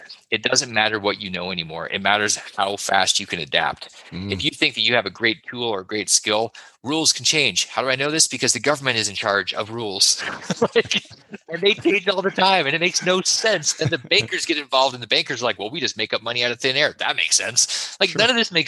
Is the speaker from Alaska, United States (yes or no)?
yes; Alaska, United States; I grew up in Alaska